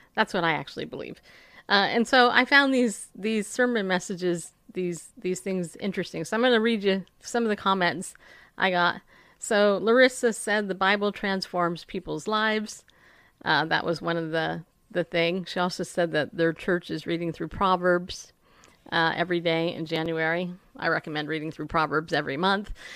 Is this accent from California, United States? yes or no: yes; California, United States; also born or lived in New York; I grew up in California